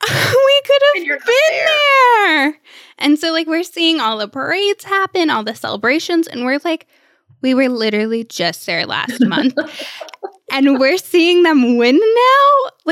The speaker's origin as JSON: {"language": "English", "town": "Cleveland", "region": "Ohio", "country": "United States", "also_born_or_lived": "Texas", "lives_now": "Florida, United States", "said": "You know, since living in Texas, we were San Antonio Spurs fans. We're from Cleveland, Ohio."}